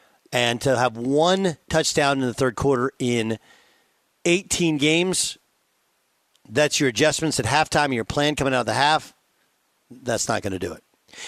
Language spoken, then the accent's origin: English; Milwaukee, Wisconsin, United States; born there; I like Milwaukee. I was born in Milwaukee. My dad used to coach in Milwaukee.